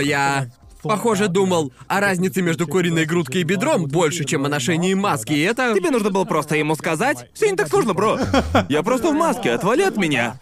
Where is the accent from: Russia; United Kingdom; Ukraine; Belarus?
United Kingdom; Brighton, South East England; now in Japan; по Брайтону, гуляли по городу, ведь я уже давно не был в родном городе